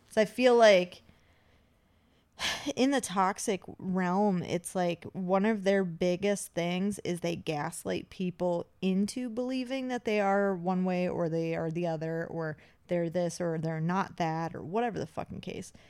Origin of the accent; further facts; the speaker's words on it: Appalachia, United States; I'm from the Appalachia